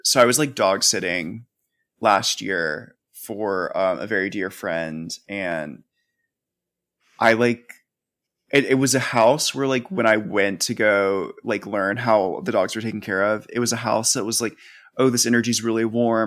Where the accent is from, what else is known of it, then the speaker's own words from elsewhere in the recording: the South, United States; growing up in the South.